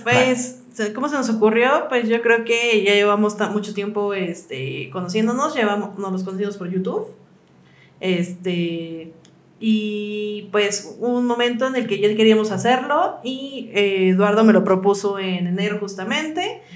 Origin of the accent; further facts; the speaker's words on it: Michoacán, Mexico; moved away; mi mamá eh, es de, bueno, somos de Michoacán